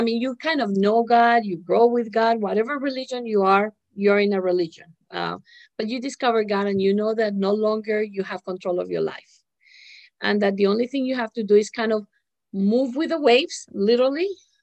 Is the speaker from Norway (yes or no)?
no; Colombia; moved away; I was born in Colombia, came over 25 years ago.